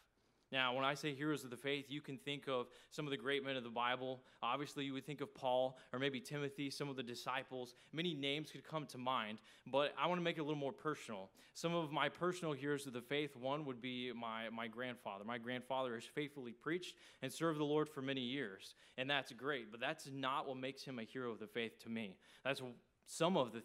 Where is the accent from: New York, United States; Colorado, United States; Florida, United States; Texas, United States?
Texas, United States; outside Paris; moved away as an adult; now in Jacksonville, United States; I grew up in a small town in Texas. I tell everybody I'm from Paris, Texas, but that's not actually true. Where I grew up is outside of Paris, Texas